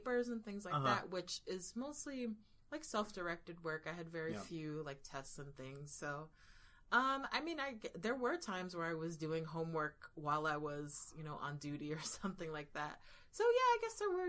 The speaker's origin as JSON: {"language": "English", "region": "Florida", "country": "United States", "moved": "as an adult", "lives_now": "New York, United States", "said": "I was a young Floridian"}